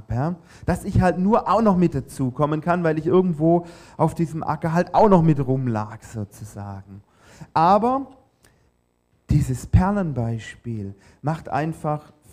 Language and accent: German; Baden-Württemberg, Germany; natürlich hat man als Schwabe auch den Anspruch, wenn man schon zum All You Can Eat geht und zahlt, ja, dann muss es sich auch lohnen.